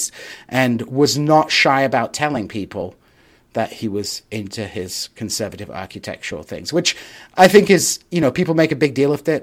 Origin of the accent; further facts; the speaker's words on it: Hull, Yorkshire and the Humber, United Kingdom; moved away; I was up in Hull, my hometown